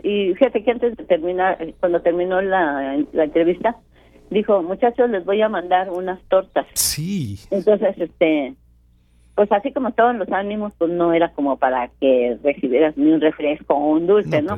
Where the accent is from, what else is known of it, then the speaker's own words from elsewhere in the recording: Mexico; como mexicanos nos tenemos que proteger todos.